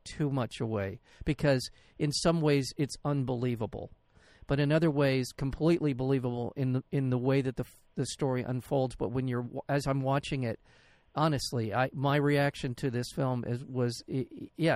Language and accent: English; United States; as an American